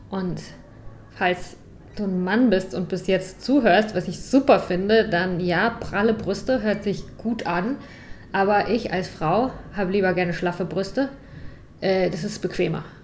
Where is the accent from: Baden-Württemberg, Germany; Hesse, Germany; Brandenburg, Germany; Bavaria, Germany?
Baden-Württemberg, Germany; St. Leon-Rot; Ich komme aus St. Leon Roth.